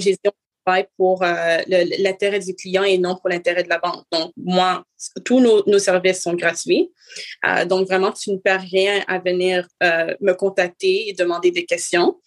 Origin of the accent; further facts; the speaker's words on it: Montreal, Quebec, Canada; je suis née ici, euh, ici à Montréal, au Canada